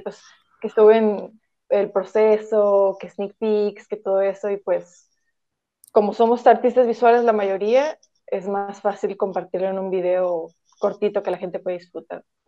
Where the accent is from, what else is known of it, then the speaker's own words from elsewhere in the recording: Tijuana, Baja California, Mexico; tengo 22 años y soy de Tijuana